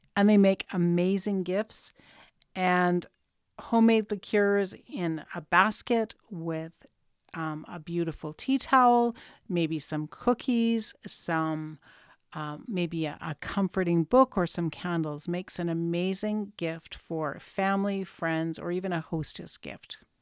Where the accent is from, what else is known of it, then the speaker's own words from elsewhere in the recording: Canada; that's the joy of being Canadian.